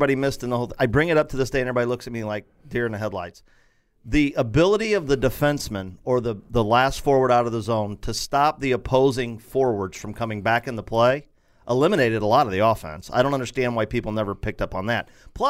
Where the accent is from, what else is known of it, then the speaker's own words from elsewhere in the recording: St. Louis, Missouri, United States; we grew up here in St. Louis.